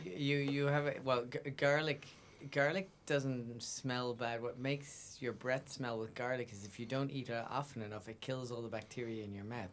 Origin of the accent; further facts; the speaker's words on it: Ireland; also born or lived in south of France / west coast of Ireland; now in France; I'm I'm an Irishman who's a French artist living in the south of France. Well, between the south of France